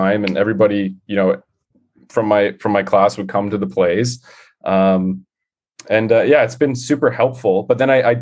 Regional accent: Mississauga, Ontario, Canada; also born or lived in Toronto; I grew up in Mississauga

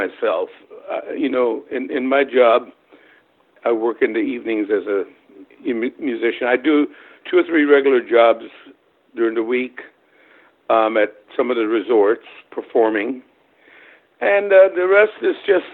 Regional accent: Wilmington, North Carolina, United States; English is a second language; moved away as an adult; also born or lived in Germany / Nashville, Tennessee; now in Cayman Islands; I'm originally from Germany. I was born in Germany. My parents are both German. When I was about 8 years old, my mother remarried to a guy in the United States Air Force who was stationed in Germany. And through that, I ended up in the U.S. And so I was sort of brought up along the shores of North Carolina, Wrightsville Beach area, Wilmington, that area

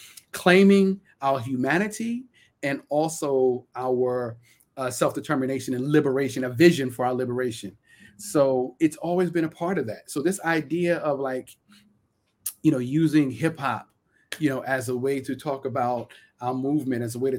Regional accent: Brooklyn, New York, United States; So when I go walk outside my house and I speak with a certain linguistic style that reflects that I'm from Central Brooklyn, that's culture, right?

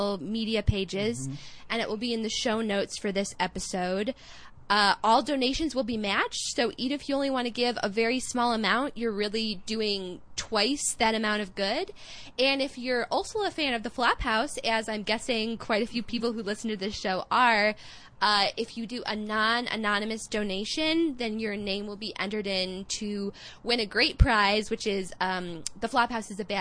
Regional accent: Chicago, Illinois, United States; accent: Midwestern; my grating nasal Midwestern accent, I'm actually from Chicago

